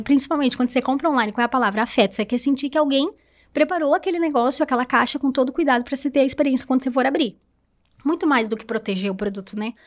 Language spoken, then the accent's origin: Portuguese; Presidente Nereu, Santa Catarina, Brazil; moved away as an adult; now in Rio do Sul, Brazil; sou de Presidente Nereu, né? Então, eu vim para Rio do Sul foi em 2013 para fazer faculdade também